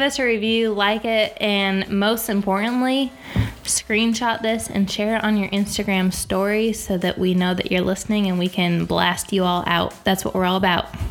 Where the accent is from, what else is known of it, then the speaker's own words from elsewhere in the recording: upstate New York, United States; moved away as an adult; also born or lived in West Virginia / Boone, North Carolina; I'm from the great state of New York, upstate New York